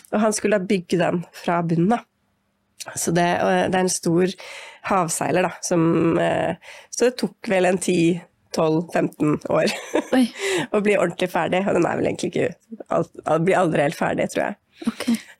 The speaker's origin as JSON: {"language": "Norwegian", "town": "Siggerud", "region": "Akershus", "country": "Norway", "tie": "born or raised there", "said": "Jeg vokste opp på Sigrud, eh, som var en lite altså Da vi flytta dit, så var det en liten skogsbygd, på en måte, mellom Ski og Ytre Enebakk. Eh, ja, ca. en halvtime utafor Oslo."}